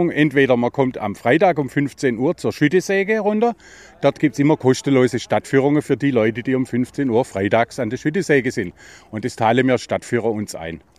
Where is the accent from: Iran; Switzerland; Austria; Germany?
Germany; Baden-Württemberg; Ich bin geborener Schwarzwälder, weil meine Mutter ist geborene Schwarzwälder. Dann bin ich im Schwarzwald aufgewachsen und bin jetzt exakt seit 50 Jahren in Schildach